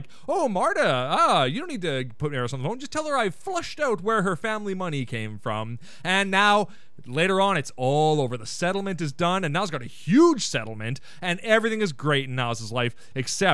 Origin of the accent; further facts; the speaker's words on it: Canada; as a Canadian myself